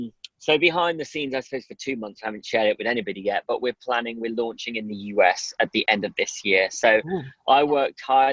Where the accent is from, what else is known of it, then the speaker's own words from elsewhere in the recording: Midlands, United Kingdom; also born or lived in Durham; growing up in the Midlands, it was very, very mixed culturally. So yes. I didn't really feel my colour. I kind of blended in, let's say. But then when I moved to Durham